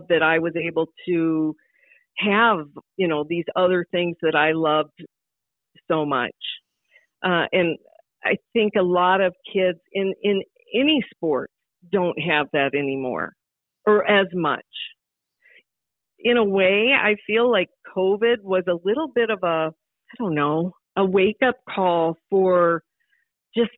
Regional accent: Sioux Falls, South Dakota, United States; growing up in South Dakota

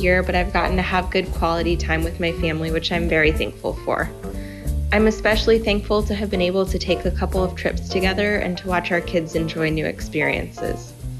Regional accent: Goodyear, Arizona, United States; I'm from Goodyear, Arizona

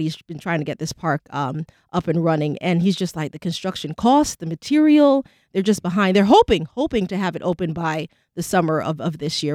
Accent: New York City, New York, United States; now in Jacksonville, United States; I'm from New York City

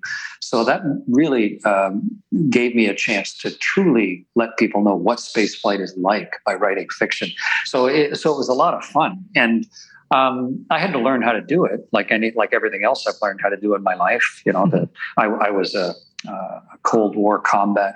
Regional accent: Canada; as a Canadian astronaut

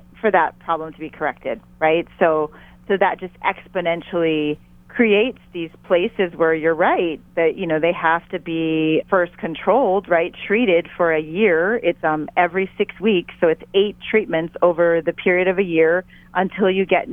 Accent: Hawaii, United States; as a Hawaiian

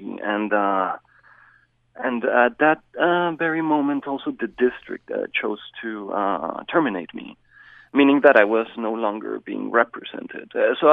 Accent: Bogota, Colombia; now in Hyrum, United States; I am originally from Bogota, Colombia

